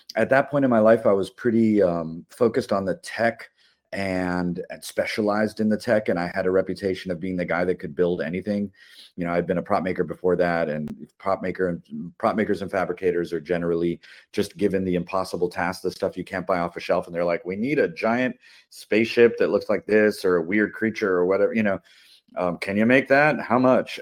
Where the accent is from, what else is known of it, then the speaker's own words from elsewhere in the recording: Miami, Florida, United States; opened a makerspace in my hometown of Miami